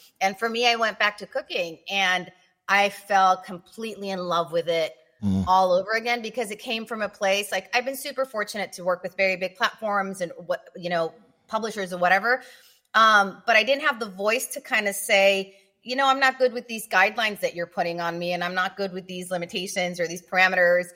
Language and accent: English; Tijuana, Baja California, Mexico; also born or lived in San Diego; I grew up in Tijuana.